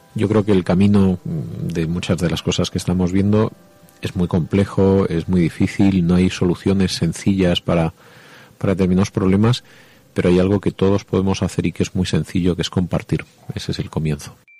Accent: Jaén, Andalusia, Spain; soy de Jaén

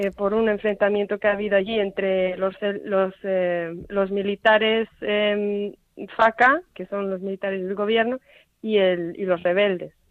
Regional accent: Spain; una hermana de Zambia y yo que soy española.

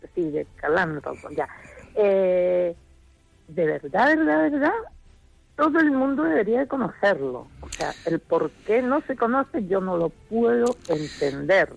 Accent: Chile; now in Pontevedra, Spain; yo vengo de Chile

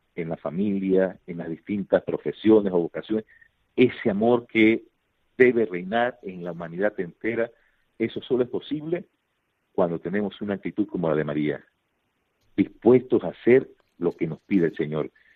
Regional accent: Panama; venimos de Panamá

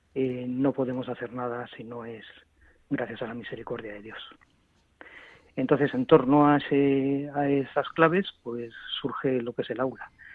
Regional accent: Madrid, Community of Madrid, Spain; Pues yo estoy en Madrid. soy de Madrid. Nací aquí hace 54 años y aquí llevo

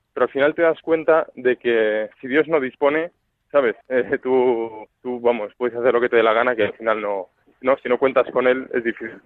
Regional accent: Valencia, Valencian Community, Spain; also born or lived in Almería; now in Madrid, Spain; Nací en Valencia, he vivido en Almería y luego ya en Madrid.

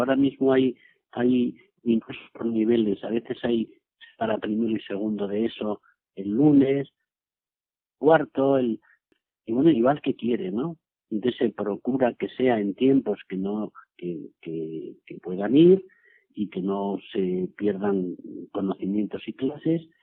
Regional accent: Cañaveras, Castilla-La Mancha, Spain; moved away as an adult; also born or lived in Seville / Mérida; misa desde Cañaveras a Cuenca, porque en el pueblo no había misa todos los días

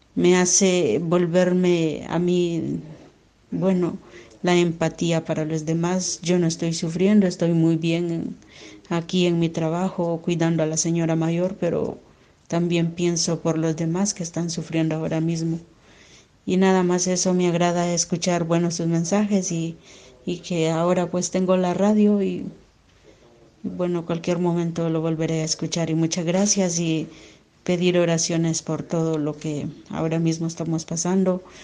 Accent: Honduras; moved away as an adult; now in Spain; soy de Honduras y ya tengo más de tres años de estar aquí en España

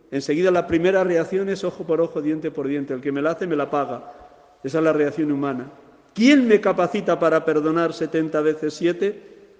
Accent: Segovia, Castile and León, Spain; mi tierra de Segovia

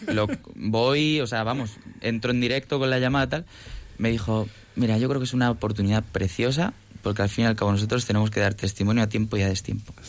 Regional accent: Toledo, Castilla-La Mancha, Spain; now in Madrid, Spain; nací en Madrid, pero me he criado en Toledo. Entonces, sí, soy de Toledo adoptivo

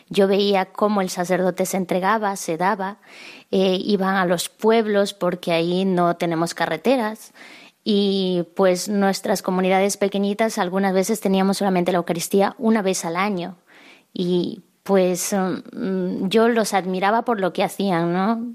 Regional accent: San Martín, Peru; yo soy de Perú y de un pueblo muy pequeñito, pero mi parroquia eh, pertenece a la prelatura de Moyobamba

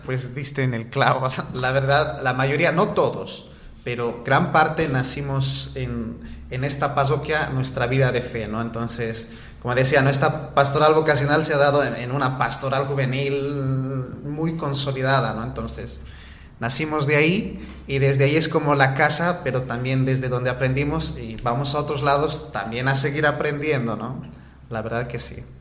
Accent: Bolivia; moved away as an adult; now in Valencia, Spain; nosotros como comunidad, la mayoría somos bolivianos

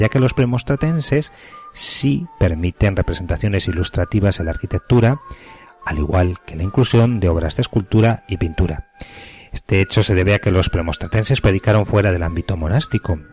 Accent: Province of Valladolid, Castile and León, Spain; aquí a esta mi tierra en Santa María de Retuerta, provincia de Valladolid

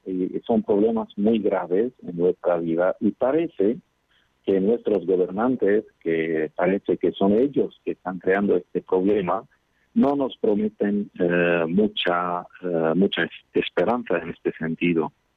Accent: Qobayat, Akkar, Lebanon; Os hablo desde Líbano, desde mi pueblo que se llama Kobayat en el norte del país

